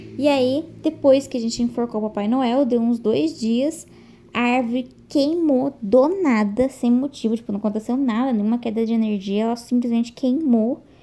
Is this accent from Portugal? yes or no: no; Araraquara, São Paulo, Brazil; eu sou de Araraquara, São Paulo.